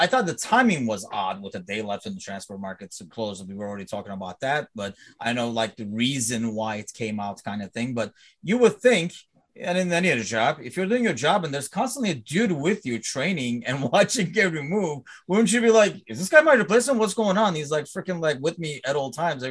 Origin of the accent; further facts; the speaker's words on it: Turkey; I'm from Turkey